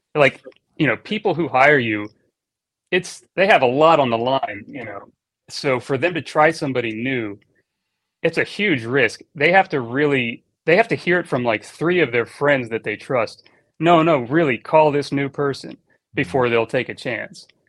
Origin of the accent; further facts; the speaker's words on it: Annapolis, Maryland, United States; moved away as an adult; also born or lived in Miami, Florida; now in Los Angeles, United States; I was born and raised in Annapolis, Maryland